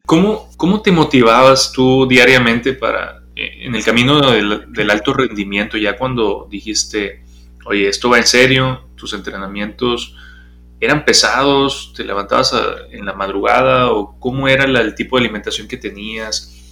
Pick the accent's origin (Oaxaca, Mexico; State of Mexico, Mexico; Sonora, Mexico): Sonora, Mexico; moved away; allá en Sonora, pues es otro tipo de, deportes, los que practicamos o vemos desde chiquitos